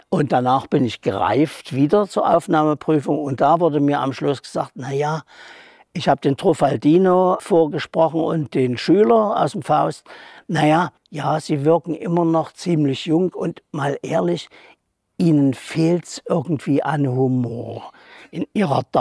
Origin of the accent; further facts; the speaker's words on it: Dresden, Saxony, Germany; now in Leipzig, Germany; Also ich kam von Dresden hier zum Studium und bin dann hier hängen geblieben, also im Grunde genommen an einer Frau.